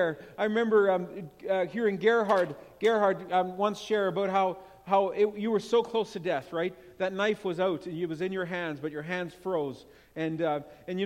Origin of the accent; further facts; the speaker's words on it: Winkler, Manitoba, Canada; moved away as an adult; now in Winnipeg, Canada; I am from Winkler, and that's where I grew up, but I live in Winnipeg for the last 8 years